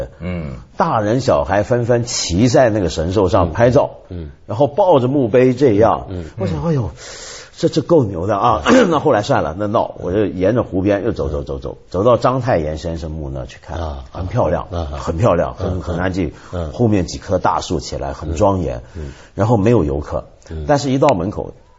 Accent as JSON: {"language": "Chinese", "country": "Taiwan", "tie": "born or raised there", "said": "我跟你讲，我小时候在台湾啊，嗯，现在台湾还有这习惯。小我小时候在台湾更厉害，我们叫电子花车。"}